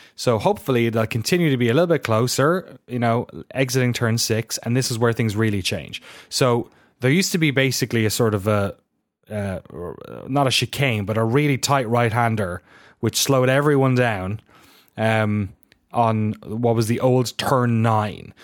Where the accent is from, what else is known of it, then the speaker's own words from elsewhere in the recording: Ireland; accent: weird Irish; my weird Irish accent.